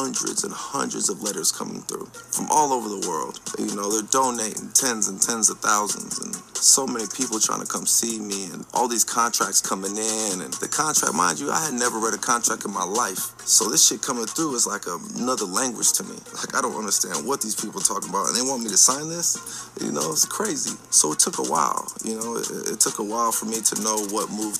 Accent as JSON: {"language": "English", "town": "Vacaville", "region": "California", "country": "United States", "said": "I'm from Vacaville. I'm from Vacaville, California. Everyone thinks I'm from Stockton, but I'm from Vacaville, California."}